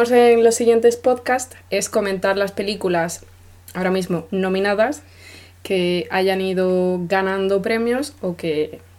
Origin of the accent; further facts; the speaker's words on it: Spain; now in Germany; Venimos de España, pero vivimos en Alemania.